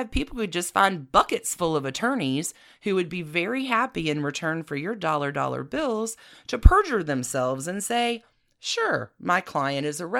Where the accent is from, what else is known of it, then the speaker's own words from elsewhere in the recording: Anniston, Alabama, United States; next door to my hometown in Anniston.